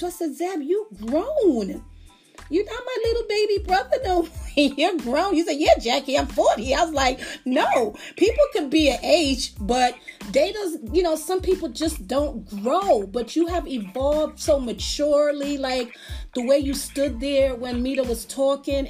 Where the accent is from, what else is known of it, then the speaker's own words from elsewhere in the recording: Las Vegas, Nevada, United States; I grew up in Las Vegas